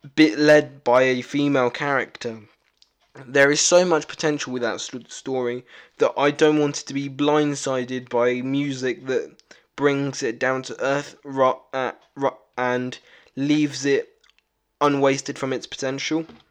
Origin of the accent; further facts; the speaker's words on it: United Kingdom; I am really British